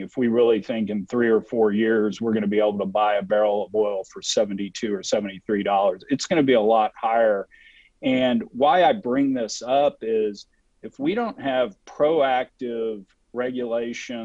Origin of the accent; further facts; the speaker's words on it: Texas, United States; I'm from Texas